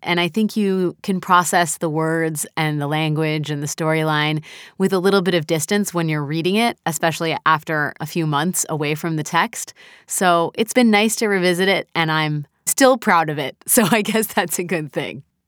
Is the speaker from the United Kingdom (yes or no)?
no; United States; I'm an American